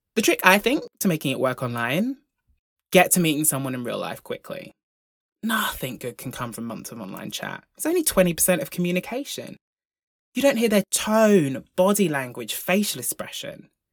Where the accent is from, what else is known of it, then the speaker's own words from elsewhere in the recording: Broughton, United Kingdom; I grew up in Broughton, the largest village in the solar system.